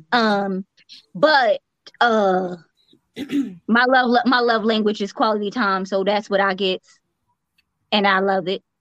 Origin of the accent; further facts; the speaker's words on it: Queens, New York, United States; Me. I'm from Queens.